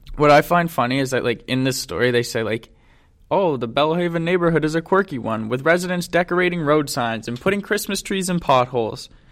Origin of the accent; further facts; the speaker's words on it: Ottawa, Ontario, Canada; we're from Ottawa